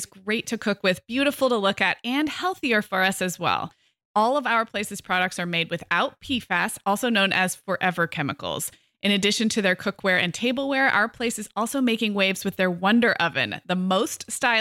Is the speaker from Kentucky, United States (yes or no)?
no; Santa Barbara, California, United States; now in Orange County, United States; I grew up in Santa Barbara